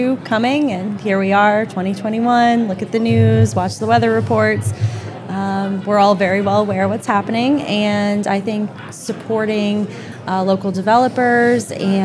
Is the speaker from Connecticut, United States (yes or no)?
yes; Goshen, Connecticut, United States; moved away as an adult; also born or lived in Boston / Rhode Island; now in Westchester, United States; I grew up in Goshen, Connecticut, Litchfield County